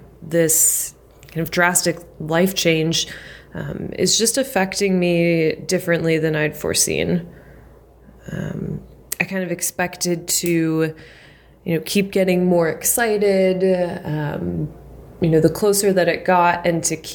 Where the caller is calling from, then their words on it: Philadelphia, Pennsylvania, United States; I'm checking in from Philly.